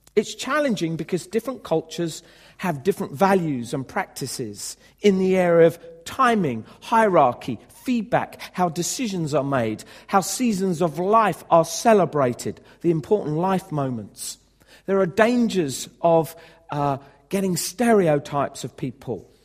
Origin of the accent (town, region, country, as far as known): United Kingdom